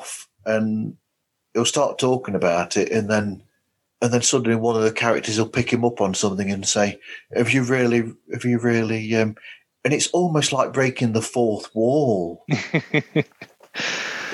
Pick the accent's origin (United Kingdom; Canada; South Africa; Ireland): United Kingdom; I'm a Brit